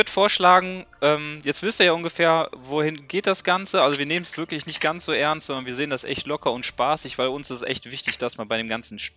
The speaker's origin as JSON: {"language": "German", "town": "Düsseldorf", "region": "North Rhine-Westphalia", "country": "Germany", "said": "ich bin 32, komme auch aus Düsseldorf."}